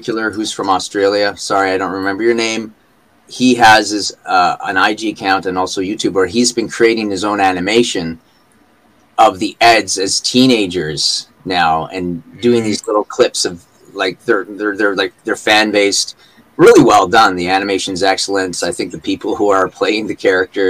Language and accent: English; Vancouver, British Columbia, Canada; accent: Canadian; now in Comox, Canada; I was born and raised in Vancouver